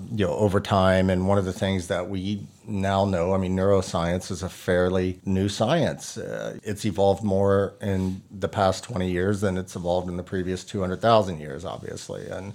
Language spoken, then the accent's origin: English; Texas, United States; Growing up in Texas, again, it's a challenge